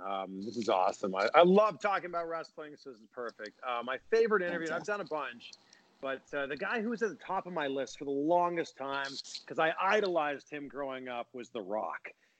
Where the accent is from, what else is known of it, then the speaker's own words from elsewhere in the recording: Canada; I'm from Canada. I'm very nice.